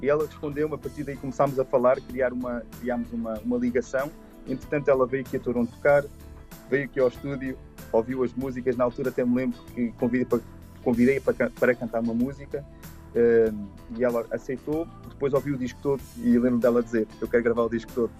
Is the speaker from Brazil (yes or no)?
no; Arganil, Centro, Portugal; moved away as an adult; also born or lived in Canada; Eu nasci em Portugal, eu cresci em Portugal